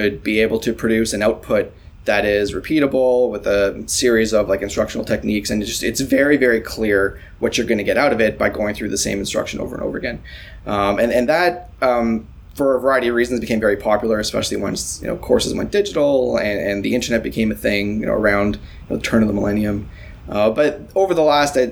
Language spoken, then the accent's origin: English; Toronto, Ontario, Canada; I am as Toronto a Toronto person you can be